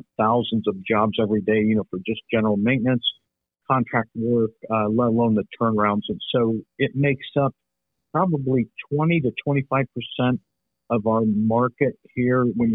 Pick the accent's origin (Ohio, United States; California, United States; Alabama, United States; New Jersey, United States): Ohio, United States; Lima; also born or lived in Columbus, Ohio; my hometown, which is Lima, Ohio